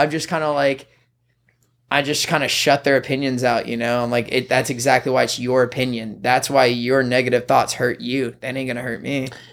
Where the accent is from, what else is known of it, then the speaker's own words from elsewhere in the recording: Irmo, South Carolina, United States; moved away as an adult; now in Los Angeles, United States; I'm from South Carolina, Irmo, like, right in the middle of Columbia, to be exact